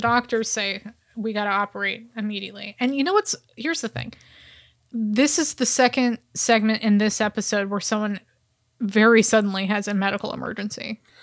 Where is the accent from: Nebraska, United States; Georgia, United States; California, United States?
California, United States; Bay Area; now in Los Angeles, United States; growing up in the Bay Area, we had Targets, we had Kmart's, but we didn't have Walmart.